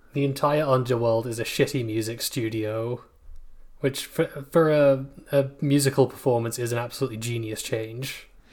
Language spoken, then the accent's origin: English; United Kingdom; I'm British